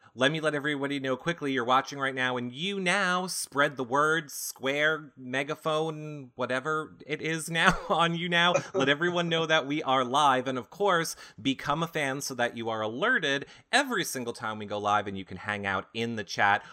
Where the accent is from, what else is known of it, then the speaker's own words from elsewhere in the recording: New York, United States; I'm from New York